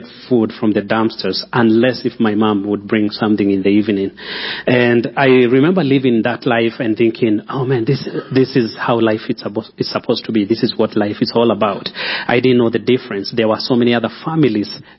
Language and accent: English; Kenya; moved away as an adult; also born or lived in Nairobi, Kenya; now in Colorado Springs, United States; I'm from Kenya, but I live here in Colorado Springs with my family.